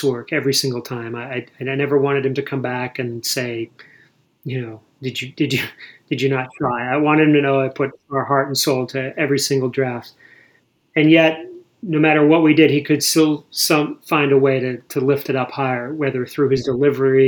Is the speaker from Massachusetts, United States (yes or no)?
yes; Boston, Massachusetts, United States; moved away; I was born in Boston. I grew up in Massachusetts.